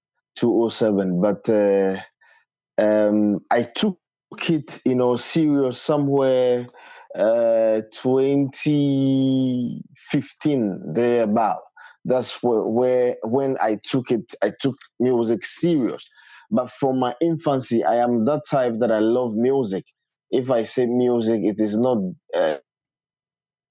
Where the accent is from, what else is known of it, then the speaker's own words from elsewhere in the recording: Volta, Ghana; I am from Ghana, Volta, Jamtown. That's where I'm from.